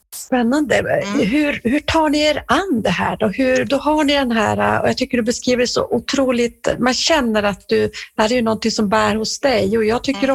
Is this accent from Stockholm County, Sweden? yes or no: no; Norrbotten County, Sweden; jag kommer ju från Norrbotten